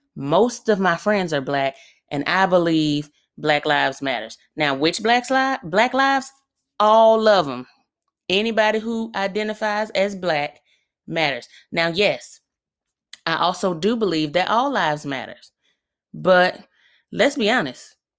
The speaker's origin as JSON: {"language": "English", "town": "Birmingham", "region": "Alabama", "country": "United States", "said": "I'm from really up the street from where I currently live, so I'm from Birmingham, Alabama."}